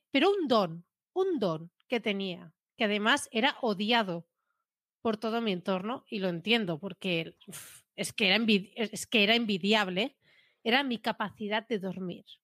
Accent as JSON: {"language": "Spanish", "region": "Catalonia", "country": "Spain", "said": "Yo como catalana hago cosas"}